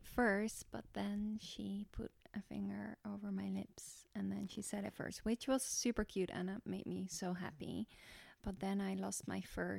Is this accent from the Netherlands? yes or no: yes; Netherlands; I'm from Holland.